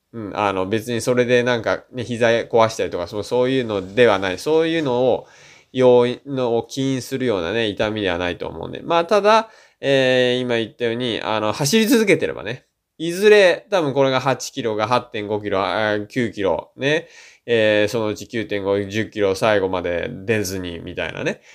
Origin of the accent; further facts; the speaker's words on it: Shizuoka, Japan; 僕静岡県出身なんで